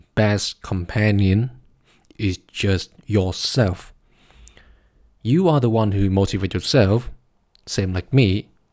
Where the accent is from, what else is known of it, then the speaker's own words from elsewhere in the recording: Vietnam; now in Berlin, Germany; my home country, Vietnam